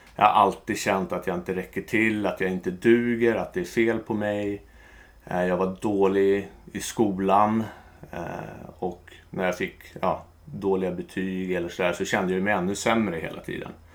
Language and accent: Swedish; Stockholm, Stockholm County, Sweden; jag är uppvuxen i en eh, jättebra familj med mamma, pappa, två systrar i Bromma.